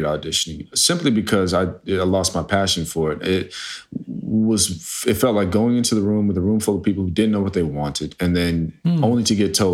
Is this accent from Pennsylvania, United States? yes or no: no; New Jersey, United States; I was raised in New Jersey around the KKK.